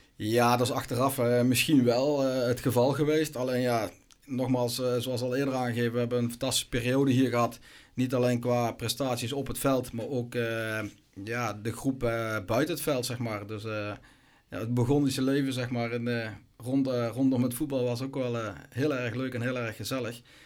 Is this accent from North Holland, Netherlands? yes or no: no; Gemert, North Brabant, Netherlands; mijn club waar ik vandaan kom, eh, in Gemert